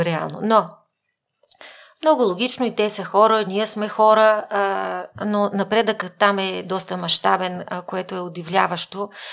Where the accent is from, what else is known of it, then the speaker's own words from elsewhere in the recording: Kyustendil Province, Bulgaria; Аз съм учила първо в а, 6-то основно училище в град Кюстендил, родена съм в Кюстендил, до 4-ти клас